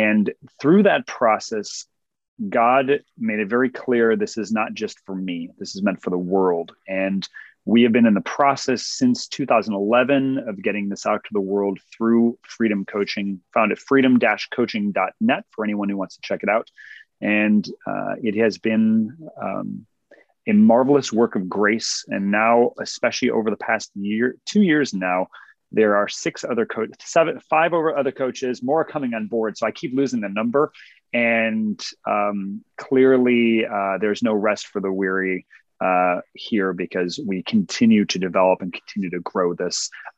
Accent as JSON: {"language": "English", "town": "Cleveland", "region": "Ohio", "country": "United States", "tie": "born or raised there", "moved": "yes", "lives_now": "Texas, United States", "said": "I originally was born and raised in Cleveland, Ohio"}